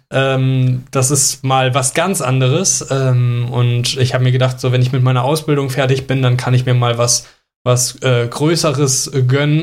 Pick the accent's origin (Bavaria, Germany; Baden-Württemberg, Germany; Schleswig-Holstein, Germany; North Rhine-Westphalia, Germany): North Rhine-Westphalia, Germany; Mönchengladbach; ich komme aus Mönchengladbach. Bei uns gab es früher auch Karneval. Äh, da äh, ja, habe ich auch Kamelle gerne gesammelt als Kind